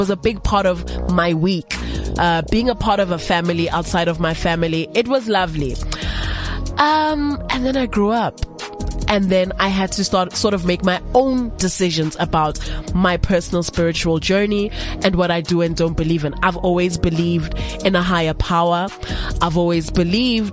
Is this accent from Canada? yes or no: no; South Africa; being a South African woman